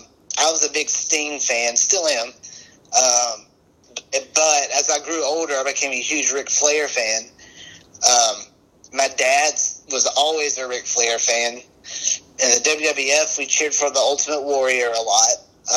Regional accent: Macon, Georgia, United States; Born and raised and still live in Georgia. I mean, this was NWA Jim Crockett country.

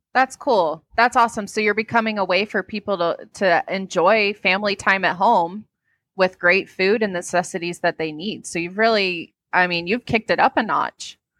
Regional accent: Wake Forest, North Carolina, United States; I grew up in Wake Forest

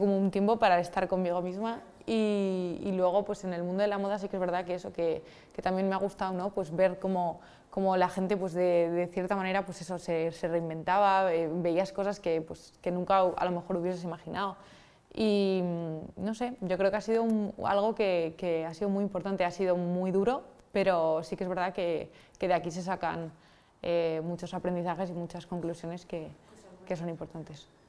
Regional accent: Spain; poder trabajar aquí en España, en mi país

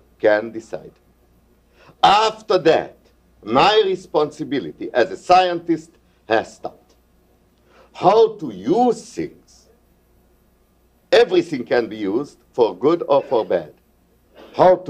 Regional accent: Hungary; moved away as an adult; now in United States; I come from Hungary

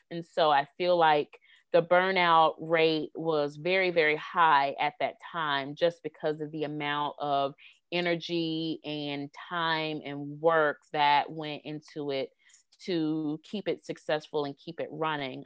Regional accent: Greenville, South Carolina, United States; my hometown of Greenville, South Carolina

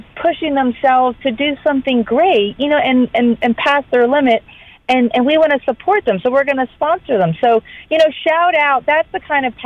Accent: Florida, United States; moved away as an adult; now in Georgia, United States; growing up in Florida and living there my whole life

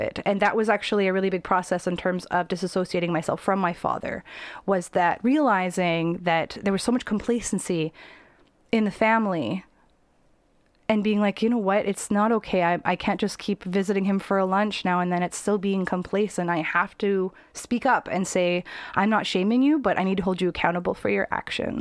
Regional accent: Abbotsford, British Columbia, Canada; I grew up in Abbotsford as a teenager.

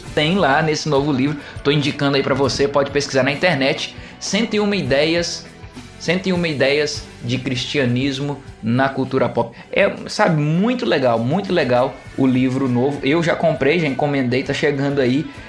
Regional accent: Minas Gerais, Brazil; now in Altamira, Brazil; a galera de Minas Gerais que é ali da minha da minha terrinha

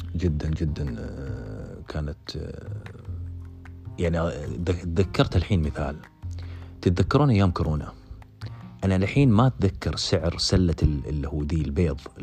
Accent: Saudi Arabia; moved away as an adult; احنا سعوديين

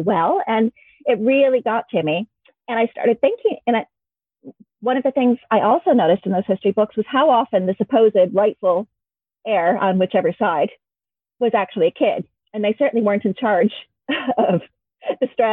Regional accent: Michigan, United States; moved away as an adult; also born or lived in Pittsburgh / Leeds; now in Wales, United Kingdom; I grew up in Michigan in America

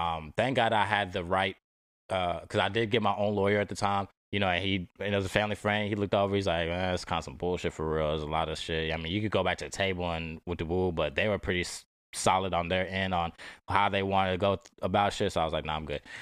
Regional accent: Dallas, Texas, United States; I'm from, I'm from Dallas

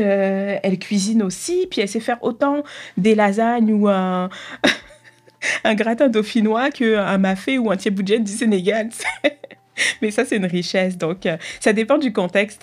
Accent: Argenteuil, Île-de-France, France; moved away; Je suis née à Paris euh, à Argenteuil plus précisément, c'est la, banlieue parisienne

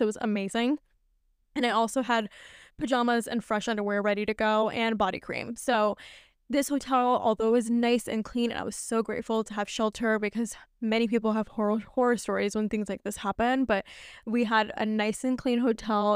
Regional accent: New York, United States; also born or lived in Pakistan (family) / Scottsdale, Arizona; I'm a New Yorker

